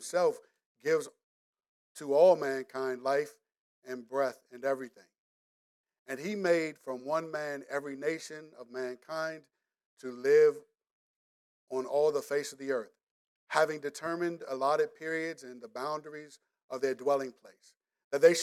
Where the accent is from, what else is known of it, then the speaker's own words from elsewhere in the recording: DMV, United States; DMV has a way of recycling our slang as well. So we say, some people still say joint like me